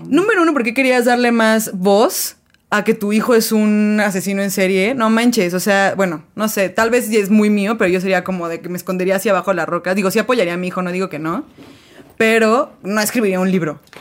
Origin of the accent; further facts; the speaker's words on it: Mexico; somos en México